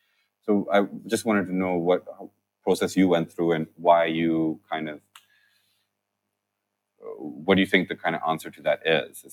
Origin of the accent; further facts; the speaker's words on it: United Kingdom; There are ethical frameworks that we follow because we're British.